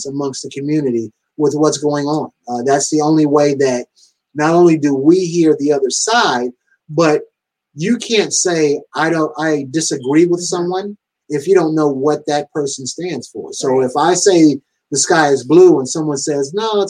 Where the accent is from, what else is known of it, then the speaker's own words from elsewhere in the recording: Detroit, Michigan, United States; I'm from Detroit